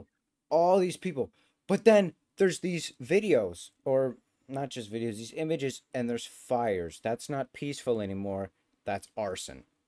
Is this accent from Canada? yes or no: yes; Canada; where I'm from Canadian McDonald's